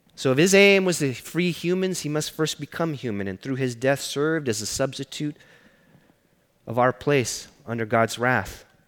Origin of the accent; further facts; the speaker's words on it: Los Angeles, California, United States; I grew up in East LA.